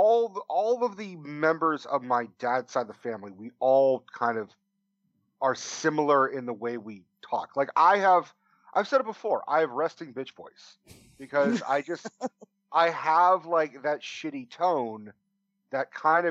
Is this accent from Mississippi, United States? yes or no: no; Oakland, California, United States; accent: East Coast; I have an East Coast voice, but I grew up in the Bay Area in San Francisco.